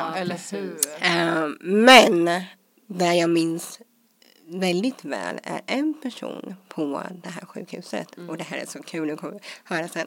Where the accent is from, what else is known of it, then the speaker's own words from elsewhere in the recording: Småland, Sweden; komma in i det svenska, småländska härliga samhället och med ja, skola och dagis och allt